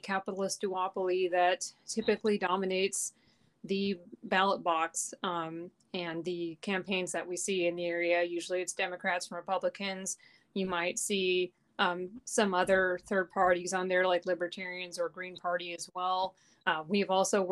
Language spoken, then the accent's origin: English; Federal Way, Washington, United States; also born or lived in Tacoma / Ellensburg / Tumwater; I was born in Tacoma, grew up in Federal Way